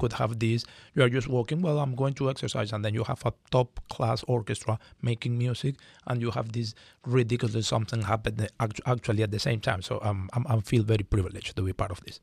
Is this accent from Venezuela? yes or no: yes; Venezuela; moved away as an adult; now in San Diego, United States; I come from Venezuela, and I was lucky enough to be born there